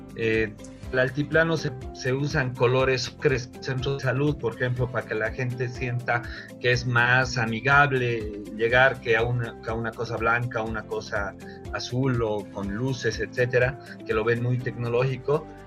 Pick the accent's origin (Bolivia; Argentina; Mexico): Bolivia; como bolivianos